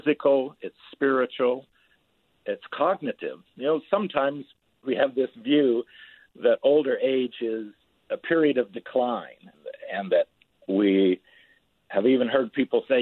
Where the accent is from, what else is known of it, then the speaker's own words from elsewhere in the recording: Utah, United States; moved away; also born or lived in Houston, Texas / New Orleans, Louisiana / West Africa; I grew up in Utah in a small farm town, but lived most of my life in Houston, Texas, New Orleans, Louisiana, or in West Africa